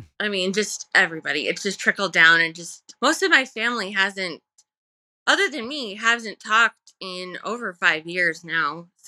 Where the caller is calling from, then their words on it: Phoenix, Arizona, United States; I'm from Phoenix, Arizona.